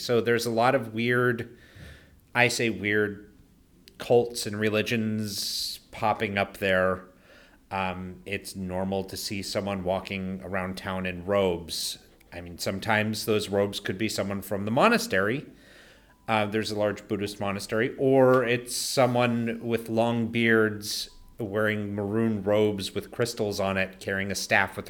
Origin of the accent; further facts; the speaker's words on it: Mount Shasta, California, United States; moved away as an adult; also born or lived in Ashland / Germany; now in Japan; Northern California is different from the Bay Area and most of California in that it's more, unlike most rural parts of states, it's more conservative, except for my hometown.